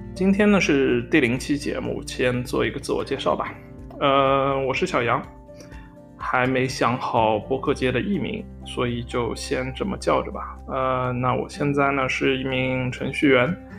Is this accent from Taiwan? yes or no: no; Hangzhou, Zhejiang, China; moved away as an adult; now in Amsterdam, Netherlands; 我是一个杭州人嘛，其实就，嗯，周围小时候也并没有什么相声的文化